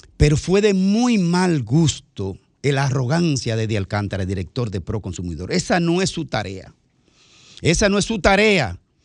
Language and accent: Spanish; Bahoruco, Dominican Republic; Yo que soy de la línea fronteriza también